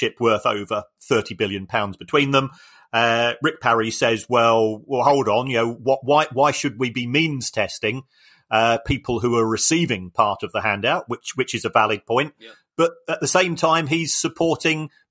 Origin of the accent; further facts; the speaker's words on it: Brighton, South East England, United Kingdom; I'm from Brighton